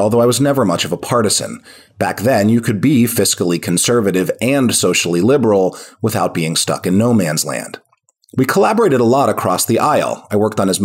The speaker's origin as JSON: {"language": "English", "town": "Pittsburgh", "region": "Pennsylvania", "country": "United States", "tie": "born or raised there", "said": "in my hometown of Pittsburgh"}